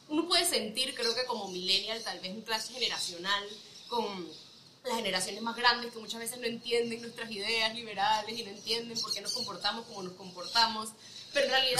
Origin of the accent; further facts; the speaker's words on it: Panama; moved away as an adult; also born or lived in United States; Soy panameña, eh, nací aquí toda mi vida, de ahí me fui a estudiar ciencias políticas a Estados Unidos